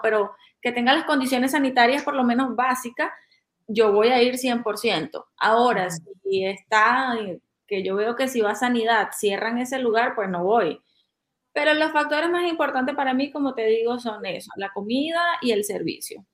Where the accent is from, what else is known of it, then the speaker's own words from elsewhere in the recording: Venezuela; moved away; soy venezolana y he vivido mucho tiempo